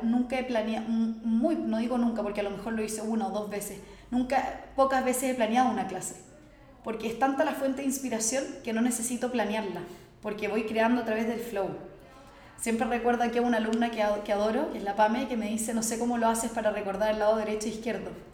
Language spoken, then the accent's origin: Spanish; Santiago, Santiago Metropolitan Region, Chile; nací en Chile, en Santiago